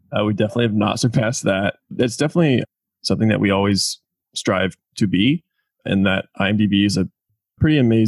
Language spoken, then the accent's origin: English; Indiana, United States; moved away as an adult; also born or lived in Jacksonville, Florida / Kentucky; now in Oklahoma City, United States; I grew up in Indiana